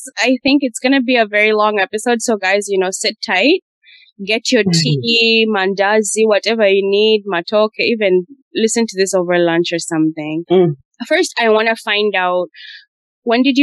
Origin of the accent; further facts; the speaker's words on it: Uganda; I grew up in Uganda.